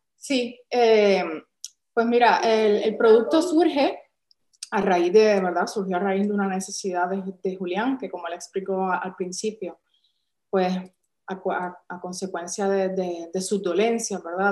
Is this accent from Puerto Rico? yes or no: yes; San Juan, Puerto Rico; moved away as an adult; now in Málaga, Spain; si notas quizás por nuestro acento, pues no, somos de aquí, de España, originarios de España, somos de San Juan de Puerto Rico